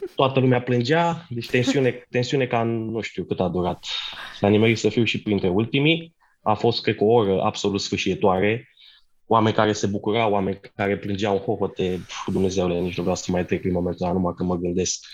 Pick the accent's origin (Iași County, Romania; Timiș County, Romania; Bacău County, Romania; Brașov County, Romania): Brașov County, Romania; Brașov; moved away; eu sunt din Brașov, aș fi vrut să rămân, în, să mă întorc înapoi în Brașov